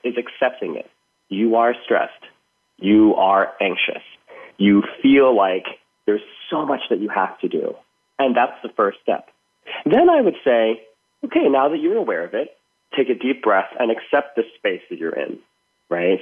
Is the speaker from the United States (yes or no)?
no; Thailand; moved away; growing up in Thailand